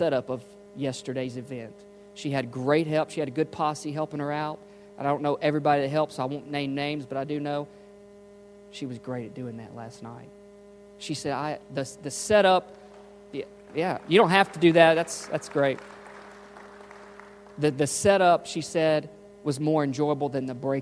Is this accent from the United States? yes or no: yes; Memphis, Tennessee, United States; moved away; I was from Memphis